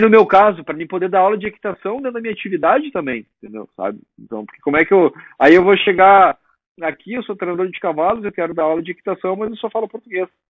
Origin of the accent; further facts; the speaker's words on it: Rio Grande do Sul, Brazil; moved away as an adult; now in United States; nós, gaúchos